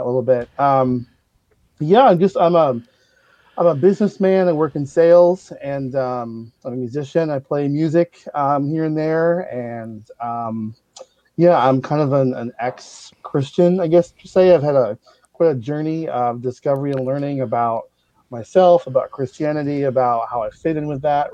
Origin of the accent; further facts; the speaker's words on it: Kingston, Jamaica; moved away; So I was born in a little orphanage called Marigold Child Center, a Lady Musgrave Avenue in Kingston, Jamaica